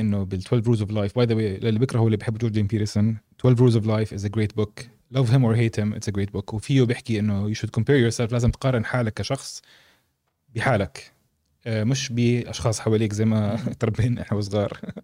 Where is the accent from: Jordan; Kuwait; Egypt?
Jordan; احنا اردنيه